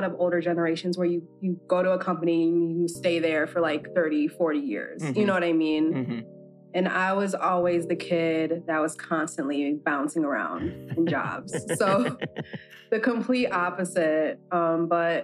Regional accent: Waukegan, Illinois, United States; now in New York City, United States; growing up in Waukegan, it's the complete opposite of my life now.

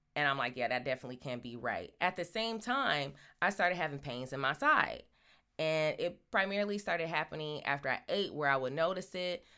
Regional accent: Michigan, United States; now in Los Angeles, United States; I'm from Michigan

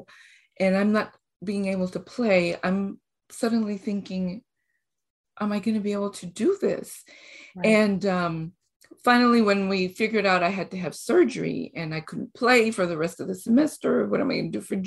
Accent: Costa Rica; moved away; also born or lived in Mexico / Fort Worth, Texas; I am originally from Costa Rica. Mm. I've been in school in Costa Rica and in Mexico for elementary, high school, and then college in Mexico

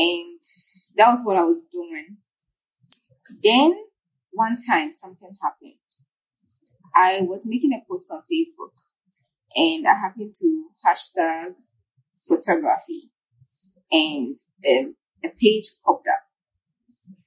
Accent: Ghana; I'm a Ghanaian photographer.

